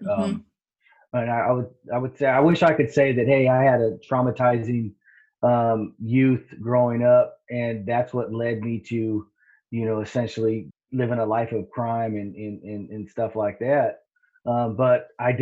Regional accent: Riverside, California, United States; also born or lived in Santa Ana, California; now in Washington, United States; I grew up in Riverside, California

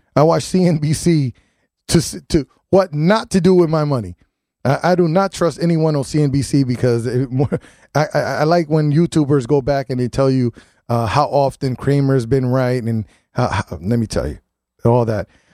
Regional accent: New Haven, Connecticut, United States; I was born and raised in New Haven

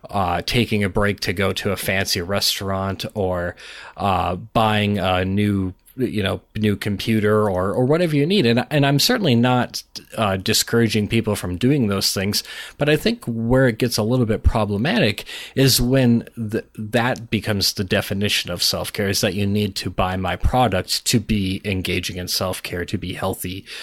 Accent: Minnesota, United States; Well, I'm Minnesotan

